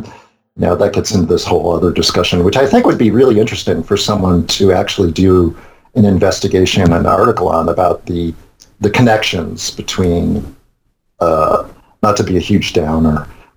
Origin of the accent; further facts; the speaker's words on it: New York, United States; moved away; I'm from New York. I lived in New York 22 years